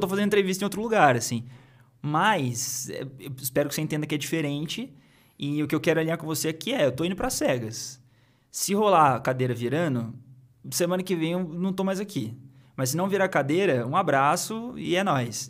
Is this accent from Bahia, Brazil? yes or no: no; Cruzeiro, São Paulo, Brazil; moved away; eu sou de, de Cruzeiro